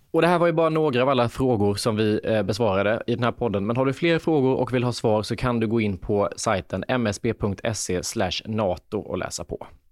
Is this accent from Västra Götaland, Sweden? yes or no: no; Lanna, Jönköping County, Sweden; moved away as an adult; also born or lived in Värnamo; Lanna, den här byn med 400 invånare där jag kommer ifrån